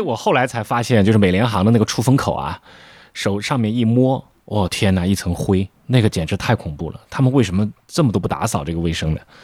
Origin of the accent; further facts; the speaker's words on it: northern China, China; moved away as an adult; also born or lived in Beijing; now in Shanghai, China; 我作为一个北方人现在在南方